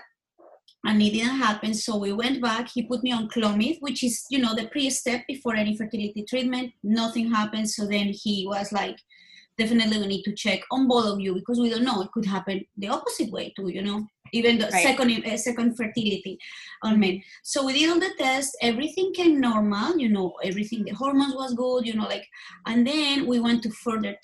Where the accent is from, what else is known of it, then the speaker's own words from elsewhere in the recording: Colombia; moved away as an adult; now in United States; I was born in Colombia, and I moved here to the States. Actually, it's going to be 18 years ago in February.